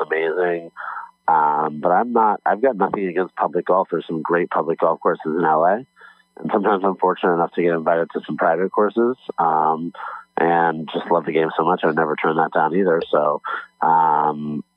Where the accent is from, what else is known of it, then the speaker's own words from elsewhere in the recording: Los Angeles, California, United States; I'm from Los Angeles